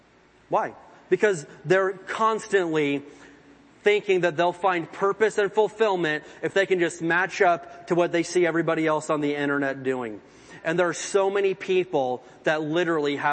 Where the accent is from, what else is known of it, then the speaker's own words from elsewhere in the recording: Indiana, United States; growing up in Indiana in the woods and stuff, there's lots of water